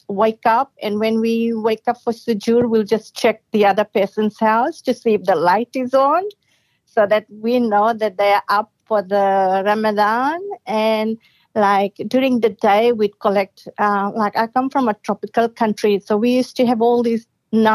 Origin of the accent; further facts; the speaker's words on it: Fiji; moved away; I'm from Fiji, the tropical Fiji.